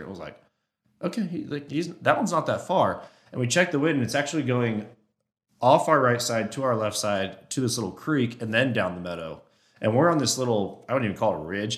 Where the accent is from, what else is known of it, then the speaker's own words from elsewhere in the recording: Oregon, United States; moved away; growing up in Oregon, I shot at one spike when I was in high school.